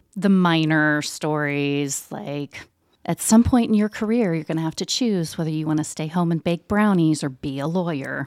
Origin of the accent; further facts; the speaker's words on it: Southeastern Ohio, United States; moved away as an adult; also born or lived in Danville, Kentucky / Strasbourg, France / Indiana; now in Muncie, United States; I'm actually originally from Southeastern Ohio.